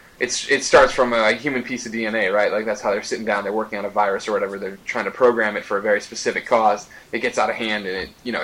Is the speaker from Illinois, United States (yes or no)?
yes; Chicago, Illinois, United States; now in San Francisco, United States; I'm originally from Chicago.